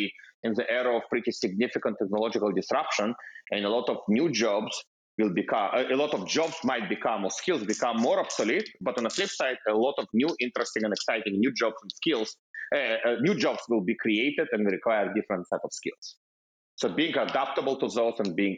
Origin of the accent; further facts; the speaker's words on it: Russia; also born or lived in Israel / Bay Area, United States / Seattle, United States; now in United States; I'm coming from Russia